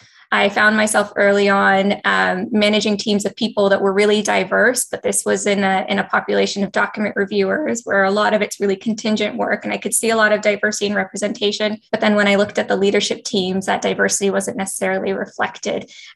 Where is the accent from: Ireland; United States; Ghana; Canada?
Canada; also born or lived in Ethiopia / Singapore; I was born in Ethiopia, but I immigrated to Singapore at a very young age. And in that population, I was definitely one of the only Black students in my school, but I soon moved to Canada. I moved to Canada about 4 years later.